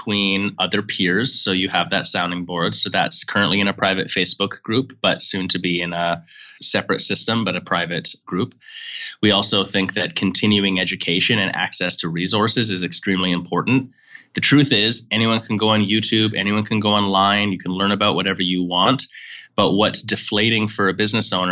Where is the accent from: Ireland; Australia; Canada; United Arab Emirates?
Canada; moved away; also born or lived in San Francisco; I'm from Canada originally